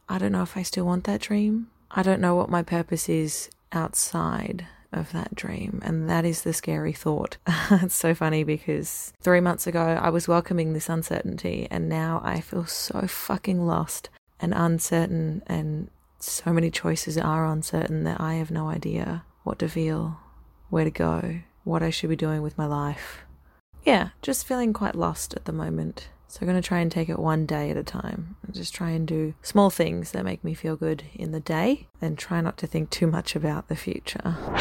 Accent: Australia; accent: Australian; moved away as an adult; now in Auckland, New Zealand; I sound Australian because I am Australian

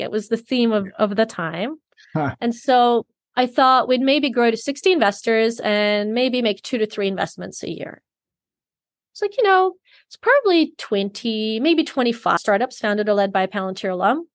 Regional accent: Sydney, New South Wales, Australia; I grew up in Sydney, Australia

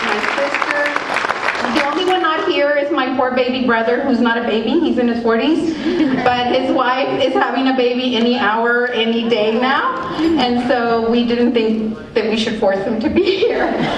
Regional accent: La Grulla, Texas, United States; I'm from La Grulla

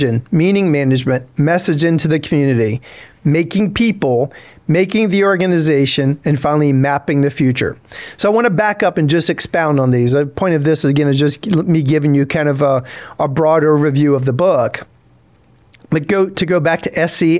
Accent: South Louisiana, United States; I grew up in South Louisiana

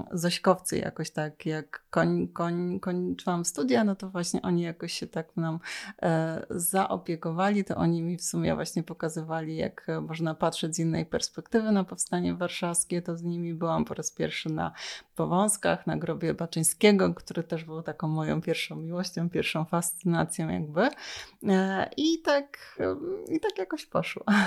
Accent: Lower Silesian Voivodeship, Poland; moved away as an adult; now in Warsaw, Poland; ja pochodzę z Dolnego Śląska

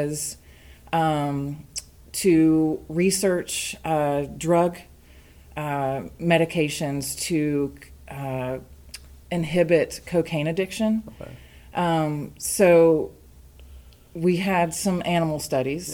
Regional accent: Fayetteville, Georgia, United States; also born or lived in Hapeville, Georgia / Decatur, Georgia; I am a Fayette County native. I moved here with my family from Hapeville, Georgia. I moved to Fayetteville when I was five

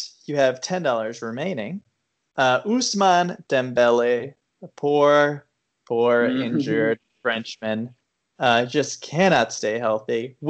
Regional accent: United States

